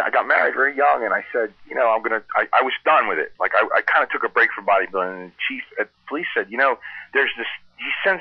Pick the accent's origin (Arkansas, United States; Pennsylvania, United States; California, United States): Pennsylvania, United States; Philadelphia; I'm from Philly.